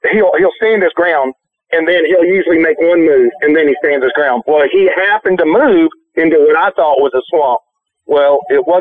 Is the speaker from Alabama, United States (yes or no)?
yes; Alabama, United States; I'm from Alabama.